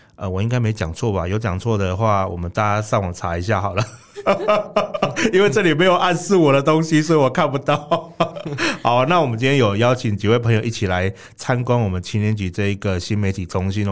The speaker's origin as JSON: {"language": "Chinese", "region": "Kaohsiung", "country": "Taiwan", "said": "我们高雄人蛮自豪的"}